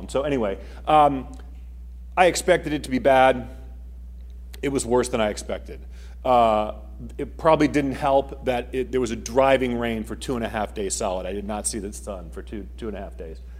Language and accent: English; Maine, United States; moved away; I'm from Maine. That's where I grew up. My mom and dad still live there.